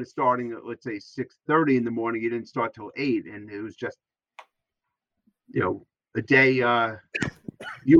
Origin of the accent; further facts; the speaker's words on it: New York City, New York, United States; it's just, you know, my hometown